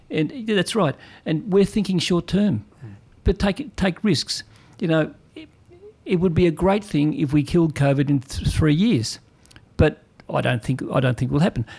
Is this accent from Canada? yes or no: no; Australia; I'm, I'm really enjoying being Australian at the moment and doing Australian things